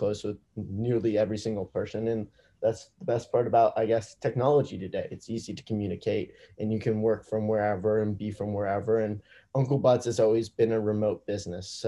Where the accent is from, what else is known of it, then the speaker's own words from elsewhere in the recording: Manhattan Beach, California, United States; also born or lived in Indiana; I'm originally from Manhattan Beach, California, so a small beach town in Los Angeles